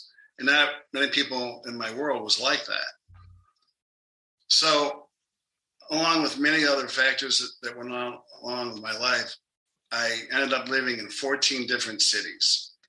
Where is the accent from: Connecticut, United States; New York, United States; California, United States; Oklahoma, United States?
New York, United States; also born or lived in Jackson, Mississippi; now in Phoenix, United States; I'm from New York, but I ended up in Jackson, Mississippi, which was actually a pretty good experience.